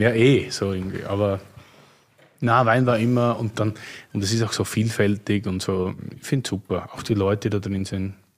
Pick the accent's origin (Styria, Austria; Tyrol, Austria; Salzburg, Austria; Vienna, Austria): Styria, Austria; Graz; moved away; meiner Heimat, Steiermark